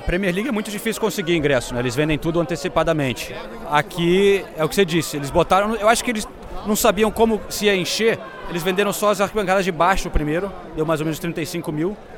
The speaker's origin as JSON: {"language": "Portuguese", "country": "Brazil", "said": "a gente como brasileiro"}